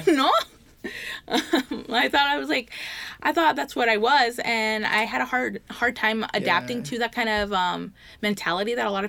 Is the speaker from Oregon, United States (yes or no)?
yes; Canby, Oregon, United States; born or raised there; also born or lived in Pomona, California